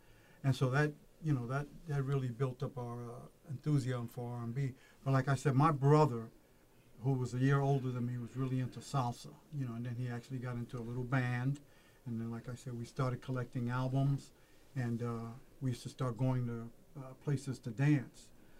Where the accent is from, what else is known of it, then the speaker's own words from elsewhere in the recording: New York City, New York, United States; moved away as an adult; now in Peoria, United States; we're both from New York City, Harlem. We grew up together